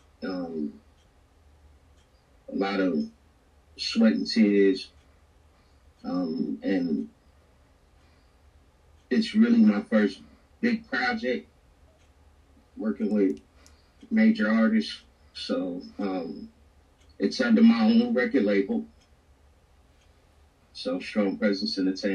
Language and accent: English; Chicago, Illinois, United States; I grew up in Chicago